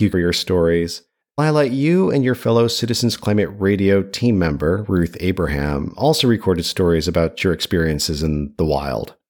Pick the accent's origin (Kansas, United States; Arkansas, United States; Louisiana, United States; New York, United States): New York, United States; earlier in life as a New Yorker